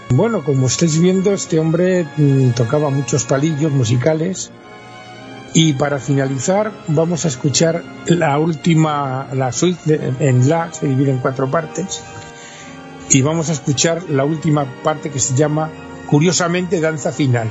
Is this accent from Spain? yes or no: yes; Spain